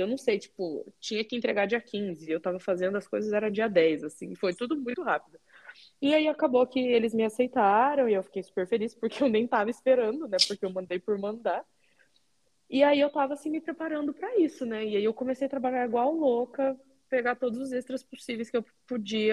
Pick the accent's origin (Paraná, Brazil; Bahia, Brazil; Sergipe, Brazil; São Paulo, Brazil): Paraná, Brazil; Curitiba; moved away as an adult; also born or lived in United States / Canada / Portugal; now in Ragusa, Italy; eu sou de Curitiba